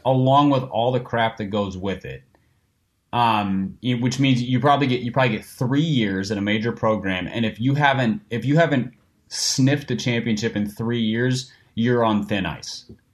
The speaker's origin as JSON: {"language": "English", "region": "Minnesota", "country": "United States", "tie": "born or raised there", "said": "I grew up in Minnesota."}